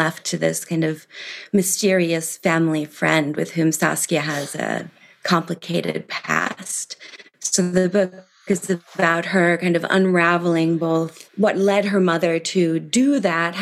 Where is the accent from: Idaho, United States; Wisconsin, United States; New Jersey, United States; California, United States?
Wisconsin, United States; Milwaukee; moved away as an adult; also born or lived in London, United Kingdom; now in Paris, France; I grew up in Milwaukee, Wisconsin